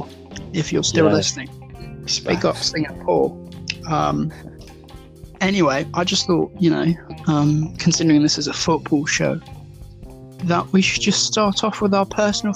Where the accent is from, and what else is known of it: Derby, East Midlands, United Kingdom; born or raised there